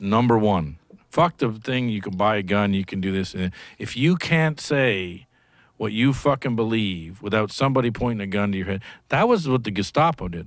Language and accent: English; Canada; moved away; I come from Canada, where universal healthcare when I grew up was good.